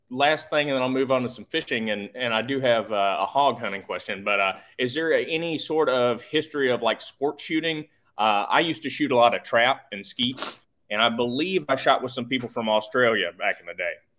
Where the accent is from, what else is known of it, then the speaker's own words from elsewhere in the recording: Tennessee, United States; I'm from Tennessee